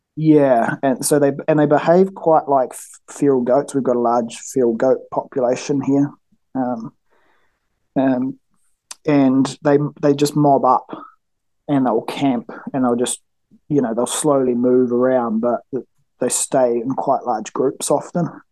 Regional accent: Nelson, New Zealand; I live, um, it's about 30 minutes south of Nelson, top of the South Island in New Zealand. Uh, I grew up here, was born here, grew up here

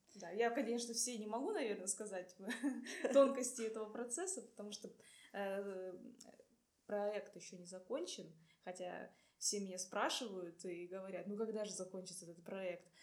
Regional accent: Irkutsk, Irkutsk Oblast, Russia; moved away as an adult; also born or lived in Buryat (ethnic); now in Saint Petersburg, Russia; я из Иркутска

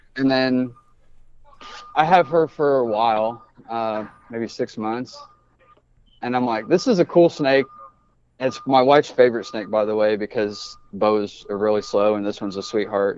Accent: Indianapolis, Indiana, United States; also born or lived in Brazil, Indiana; I grew up in Indianapolis

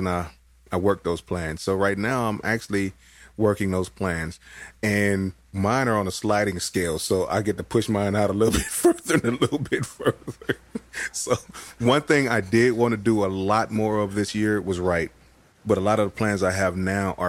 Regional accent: Los Angeles, California, United States; also born or lived in Colorado; I was born in Los Angeles

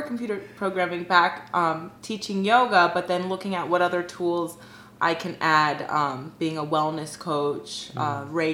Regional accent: Fort Lauderdale, Florida, United States; now in Miami, United States; I grew up here mostly in South Florida and Fort Lauderdale.

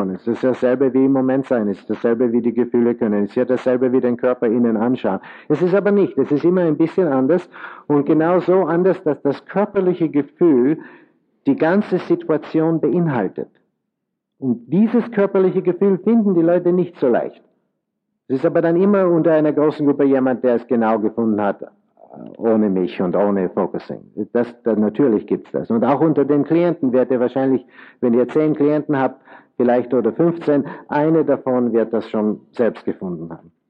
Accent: Vienna, Austria; now in United States; Da braucht man nicht zu spekulieren. Äh, ich äh, bin aus Wien

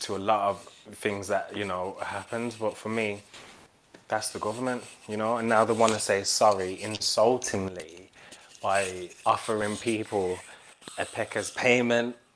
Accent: England, United Kingdom; born or raised there; now in London, United Kingdom

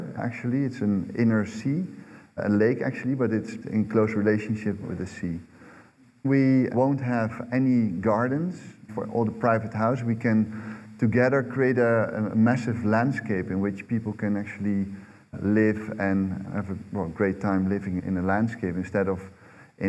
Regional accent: southern Netherlands, Netherlands; I was born in the southern part of the Netherlands, which would always flood every year

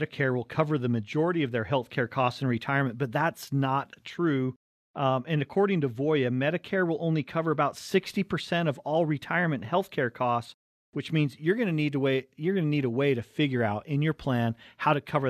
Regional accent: Cottonwood Heights, Utah, United States; we grew up right in Cottonwood Heights, right between Big and Little Cottonwood Canyon.

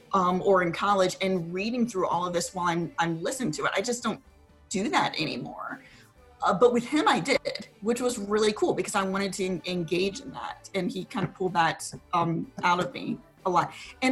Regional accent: Richmond, Virginia, United States; I was in Northern Virginia and I'm from Richmond

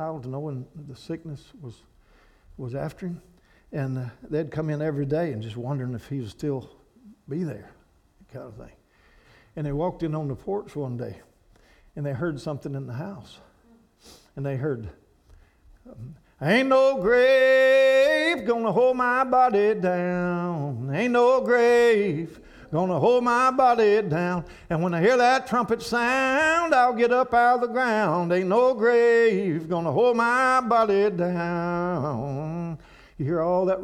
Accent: Kentucky, United States; where I'm from, there's no flat, cold, nothing there. The hills and hollers of Kentucky

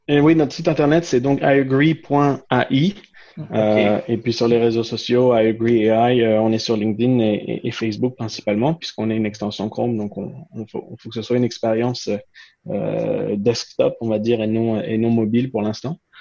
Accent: France; moved away as an adult; also born or lived in Quebec; je suis né en France et j'ai grandi en France

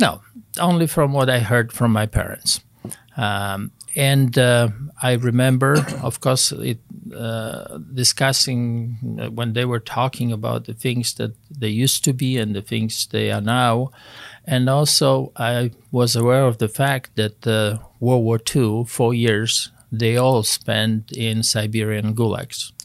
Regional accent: Poland; moved away as an adult; I grew up in Poland, was born and raised in Poland

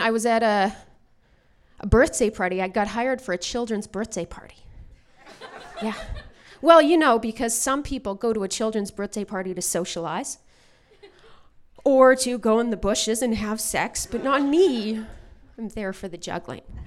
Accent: Alberta, Canada; now in Vancouver, Canada; I'm from Alberta originally

